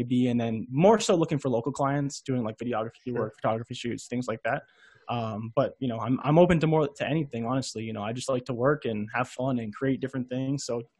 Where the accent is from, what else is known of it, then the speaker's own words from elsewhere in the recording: Milton, Ontario, Canada; I'm from Toronto, Canada. I'm from not like downtown, but a lot of Americans have no idea where Milton is.